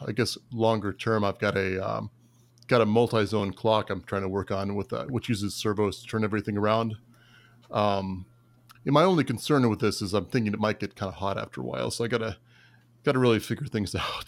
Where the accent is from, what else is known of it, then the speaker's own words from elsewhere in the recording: Tampa Bay area, Florida, United States; I'm from, uh, the Tampa Bay area